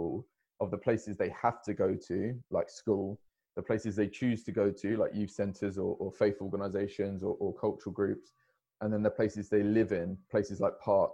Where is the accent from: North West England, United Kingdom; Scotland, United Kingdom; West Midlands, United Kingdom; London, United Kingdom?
London, United Kingdom; So I grew up in Hackney myself